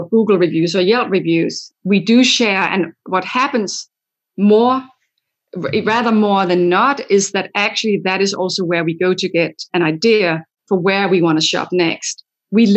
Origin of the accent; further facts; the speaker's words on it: Denmark; moved away; I'm from Denmark where that's already in place